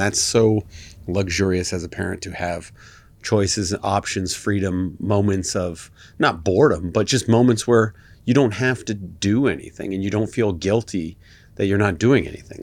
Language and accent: English; Canada